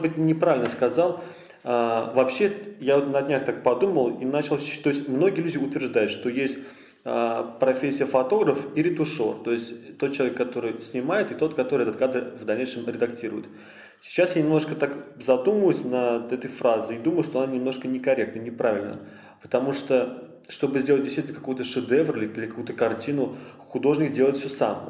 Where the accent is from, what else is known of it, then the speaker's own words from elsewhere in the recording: Kazan, Tatarstan, Russia; я из Казани родился здесь, проживаю здесь уже сколько, 21 год мне